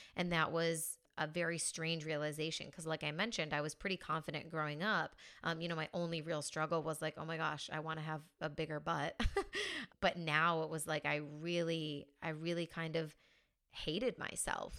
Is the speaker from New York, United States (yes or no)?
yes; a small town in New York, United States; moved away as an adult; now in Spain; So I'm originally from the States. I'm from a small town in New York.